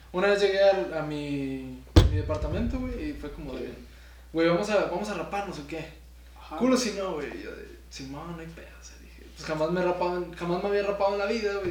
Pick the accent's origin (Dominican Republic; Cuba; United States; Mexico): Mexico; Saltillo, Coahuila; yo soy del norte, de Saltillo.